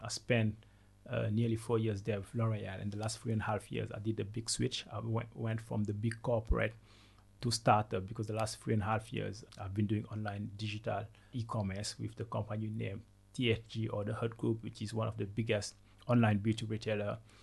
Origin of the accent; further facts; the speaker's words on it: Senegal; first language Wolof; English is a second language; moved away as an adult; also born or lived in Ivory Coast / France; So I was born in Senegal and then I, w- I grew up in Senegal until the age of 12. Then I moved to Ivory Coast